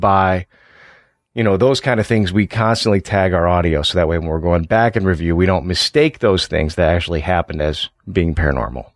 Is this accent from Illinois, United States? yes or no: yes; Illinois, United States; also born or lived in LaSalle-Peru, Illinois (Starved Rock area); I'm from Illinois